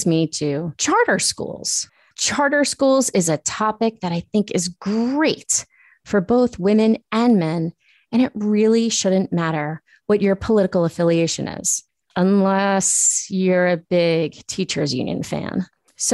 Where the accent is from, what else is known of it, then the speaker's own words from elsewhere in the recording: Long Island, New York, United States; moved away as an adult; also born or lived in Queens, New York; now in Boston, United States; I went to a parochial school from first to fifth grade, and then my dad suddenly died, and we moved from Queens to Long Island. The public schools where I grew up were amazing.